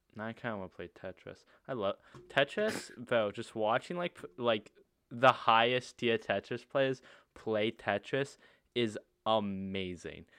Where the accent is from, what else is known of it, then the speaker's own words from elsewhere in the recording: United States; We're American